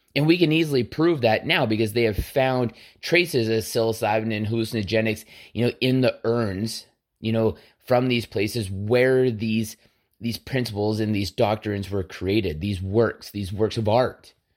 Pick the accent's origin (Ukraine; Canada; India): Canada; as a Canadian